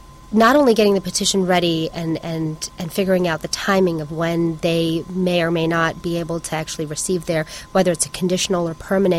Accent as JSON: {"language": "English", "region": "West Coast", "country": "United States", "said": "Thank you. It's good to be back. I'm actually from the West Coast."}